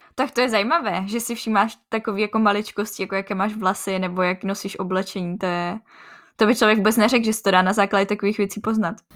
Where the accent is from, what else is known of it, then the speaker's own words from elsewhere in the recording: Czechia; u nás v Čechách